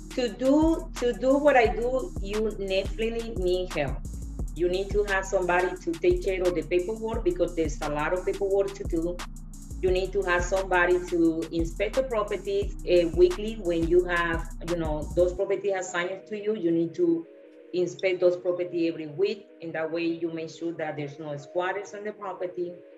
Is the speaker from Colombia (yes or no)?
yes; Colombia; moved away; I'm from Colombia.